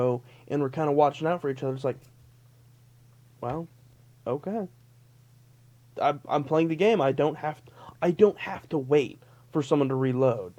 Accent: Las Vegas, Nevada, United States; growing up in Vegas

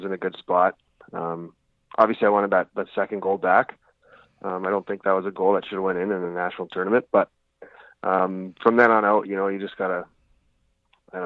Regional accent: Lethbridge, Alberta, Canada; back home in Lethbridge.

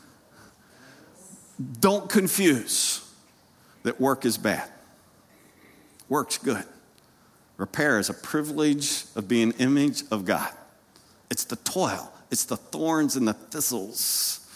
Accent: Lancaster County, Pennsylvania, United States; I grew up in Lancaster County, Pennsylvania

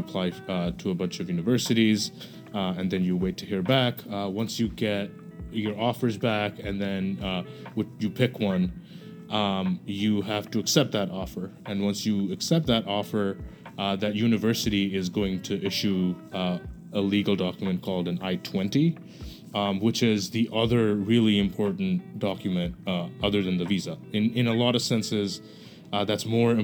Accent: Bangladesh; moved away as an adult; now in United States; I'm from Bangladesh

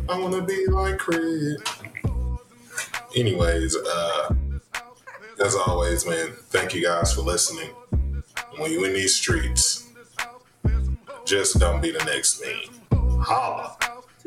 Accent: the South, United States; I'm very Southern. I grew up in the Baptist church.

